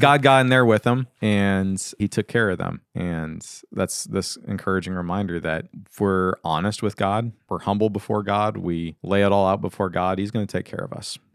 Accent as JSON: {"language": "English", "country": "United States", "said": "American Christians"}